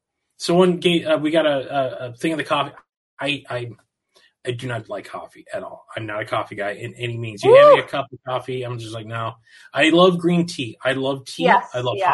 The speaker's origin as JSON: {"language": "English", "region": "Southern California", "country": "United States", "tie": "born or raised there", "said": "I'm born and raised in California, Southern California"}